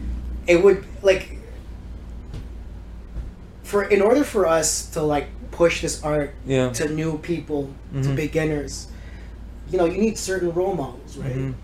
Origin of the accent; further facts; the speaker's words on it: Maple, Ontario, Canada; I grew up in Maple.